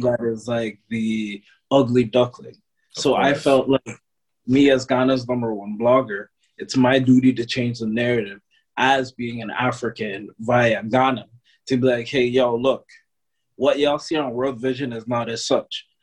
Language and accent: English; Toronto, Ontario, Canada; born and raised in Toronto